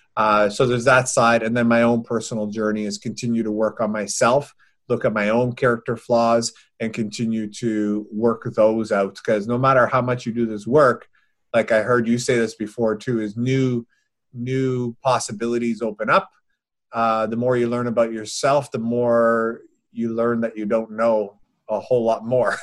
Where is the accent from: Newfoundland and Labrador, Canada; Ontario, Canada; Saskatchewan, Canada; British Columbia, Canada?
Newfoundland and Labrador, Canada; moved away; my hometown, my home community in Newfoundland